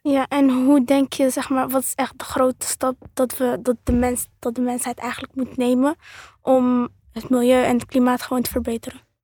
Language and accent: Dutch; Netherlands; mijn afkomst is Marokkaans en ik ben geboren in Nederland